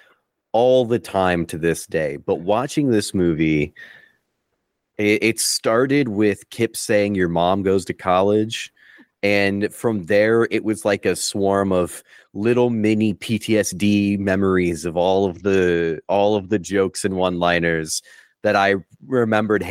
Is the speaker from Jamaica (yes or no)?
no; northern Illinois, United States; I grew up in a small town in northern Illinois.